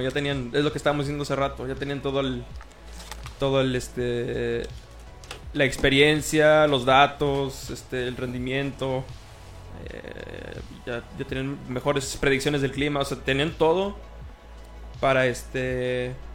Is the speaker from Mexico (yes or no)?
yes; Mexico; como mexicanos.